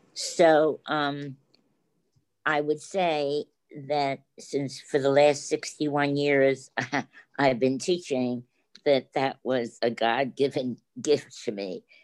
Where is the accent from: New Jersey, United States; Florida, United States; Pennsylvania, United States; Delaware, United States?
Delaware, United States; Wilmington; moved away; I didn't grow up in New York, I grew up in Wilmington, Delaware